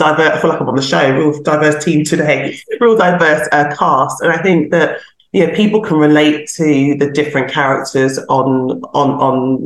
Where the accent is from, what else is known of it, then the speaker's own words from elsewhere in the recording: London, United Kingdom; I'm a Londoner